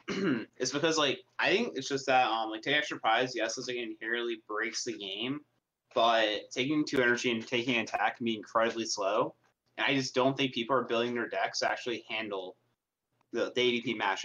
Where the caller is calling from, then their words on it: Rhode Island, United States; calling from Rhode Island.